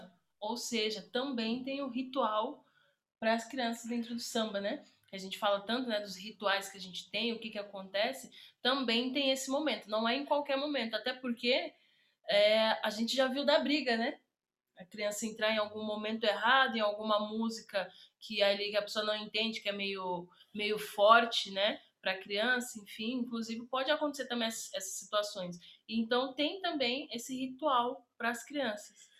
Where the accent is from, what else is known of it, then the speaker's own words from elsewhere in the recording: Brazil; Eu cresci na Bela Vista